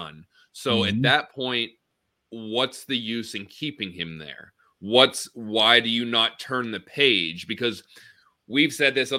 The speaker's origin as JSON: {"language": "English", "region": "small town in Western Pennsylvania", "country": "United States", "tie": "born or raised there", "said": "for being such a small town in Western Pennsylvania"}